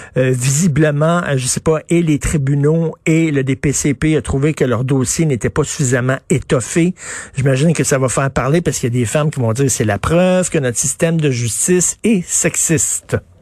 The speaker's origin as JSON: {"language": "French", "region": "Quebec", "country": "Canada", "said": "qui vit ici, chez nous, au Québec"}